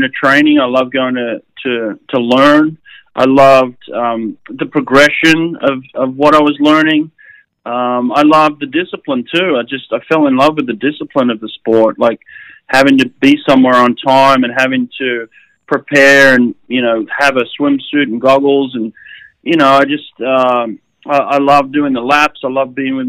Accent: Sydney, New South Wales, Australia; born or raised there

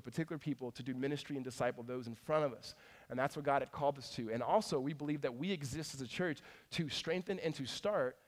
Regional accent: California, United States; also born or lived in Mississippi; Moved us to California

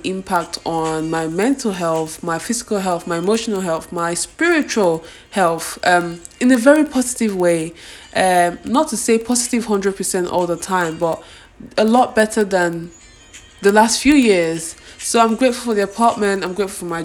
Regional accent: Nigeria; I'm actually grateful for being Nigerian, being from two different tribes, from the place I grew up

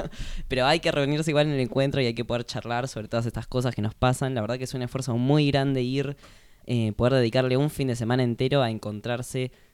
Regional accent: Argentina; así somos los argentinos

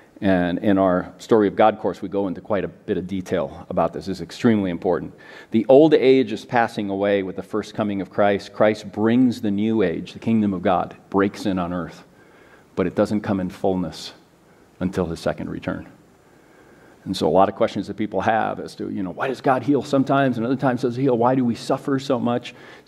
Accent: United States; And a lot of things we miss because we are very American.

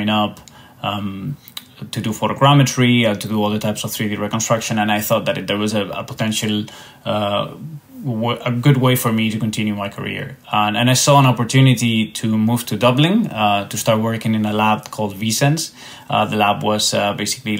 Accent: Spain; moved away; as you can tell by my accent, I'm not Irish, even though Volograms is an Irish company. I am actually from Spain

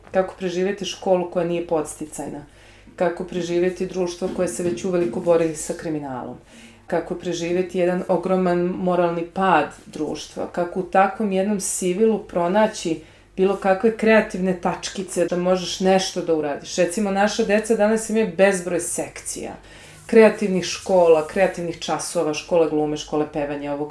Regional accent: Sarajevo, Federation of Bosnia and Herzegovina, Bosnia & Herzegovina; moved away; Ja sam rođena u Sarajevu, kao vrlo mlada, gdje je svojih roditelja, šalim se. Kada sam imala 10 godina počeo rat.

